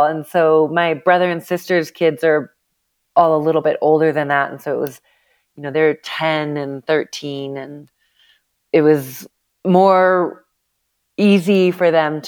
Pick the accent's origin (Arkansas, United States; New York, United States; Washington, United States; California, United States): Washington, United States; Seattle; now in Telluride, United States; I grew up in the Northwest out of Seattle, Washington